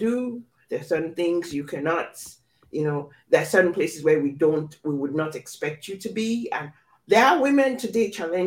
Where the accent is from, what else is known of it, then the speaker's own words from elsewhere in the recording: Nigeria; I grew up in Nigeria